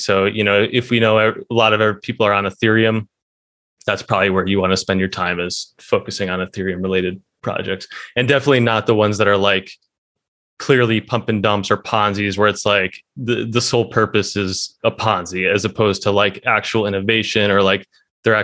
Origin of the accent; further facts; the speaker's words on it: Midwest, United States; born and raised in the Midwest in America, you don't get a lot of anything.